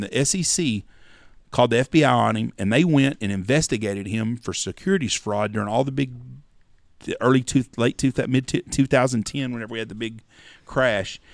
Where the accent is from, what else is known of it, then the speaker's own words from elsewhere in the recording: Wichita Falls, Texas, United States; When I was a kid growing up in Wichita Falls